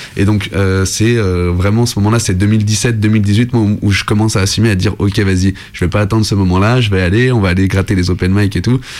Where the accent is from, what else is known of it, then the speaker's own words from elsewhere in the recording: Lyon, Auvergne-Rhône-Alpes, France; je venais de Lyon